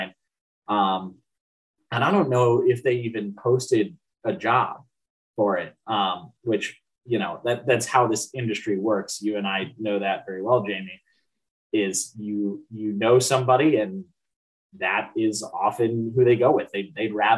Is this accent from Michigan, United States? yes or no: no; Cedar Falls, Iowa, United States; I grew up in Cedar Falls